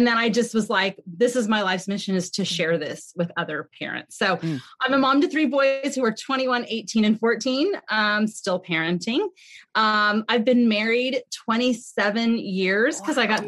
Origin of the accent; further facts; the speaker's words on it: California, United States; we had moved back to California. I'm from California.